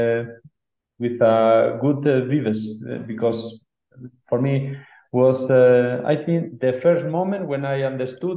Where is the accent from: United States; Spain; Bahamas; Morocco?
Spain; Barakaldo, Basque Country; English is a second language; moved away as an adult; now in Ecuador; I born in Baracaldo. Baracaldo is really close to Bilbao. I spent all my childhood in the Basque country.